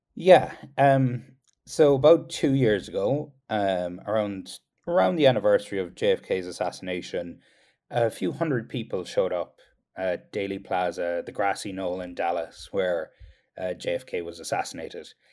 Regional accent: Kerry, Munster, Ireland; now in United States

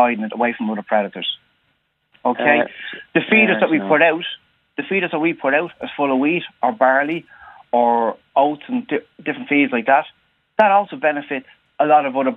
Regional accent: Dublin, Leinster, Ireland; I'm from Dublin

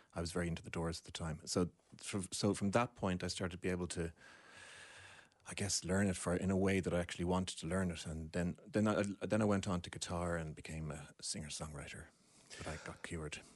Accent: Deansgrange, Leinster, Ireland; I grew up in Dean's Grange, which is just a short cycle away from where we're sitting now.

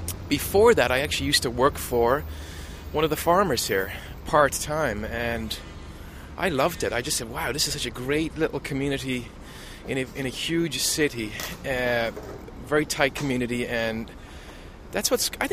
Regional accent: Ballina, Connacht, Ireland; moved away as an adult; also born or lived in Dublin / England; now in United States; I'm from County Mayo in Ireland. Ballina, County Mayo in Ireland

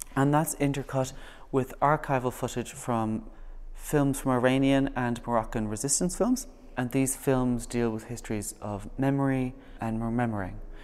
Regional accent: Kilcolgan, Connacht, Ireland; I'm from Galway. I'm from a town, a little village called Kilcolgan

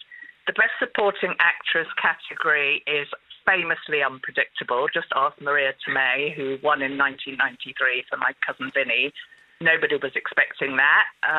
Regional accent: England, United Kingdom; I'm half Irish. I was born in England

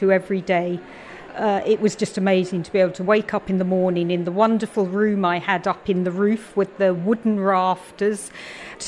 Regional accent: London, United Kingdom; moved away as an adult; also born or lived in Belfast / Galway; now in Ireland; I come from London and I've been living in Ireland since 95, actually, Belfast, then Galway.

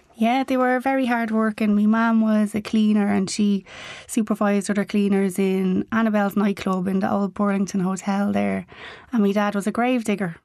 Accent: Dublin, Leinster, Ireland; memories of growing up in Ballymun

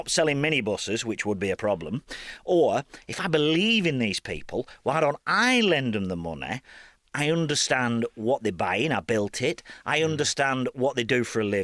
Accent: Burnley, North West England, United Kingdom

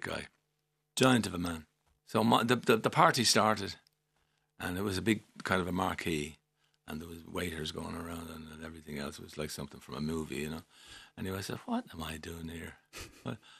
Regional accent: Dublin, Leinster, Ireland; I was born and raised in Milltown, Rennelah First

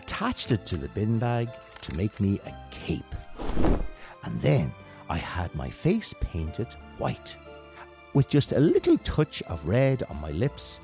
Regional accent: Kildare, Leinster, Ireland; as a child growing up in Kildare back in the early 1980s

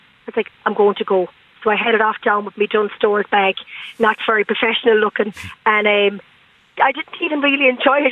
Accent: Galway, Connacht, Ireland; I grew up in the Claddagh, literally looking at the bay, but could never swim

